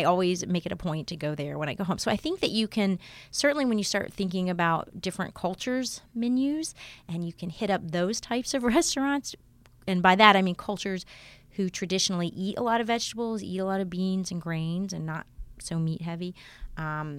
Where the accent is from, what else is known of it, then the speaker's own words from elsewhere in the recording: Alabama, United States; moved away; I also am from a different part of the country. I'm from Alabama